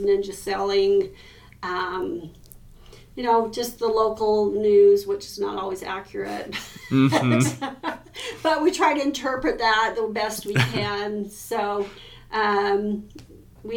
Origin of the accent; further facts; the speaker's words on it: Preston, Idaho, United States; moved away as an adult; also born or lived in Bancroft, Idaho; now in Logan, United States; I grew up in Preston